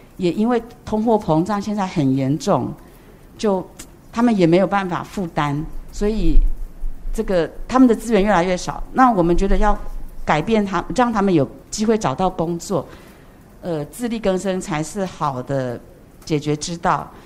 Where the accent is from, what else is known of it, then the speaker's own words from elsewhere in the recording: Taiwan; moved away as an adult; also born or lived in Opole, Poland; now in Poland; 我在台湾长大的时候，我，我知道慈济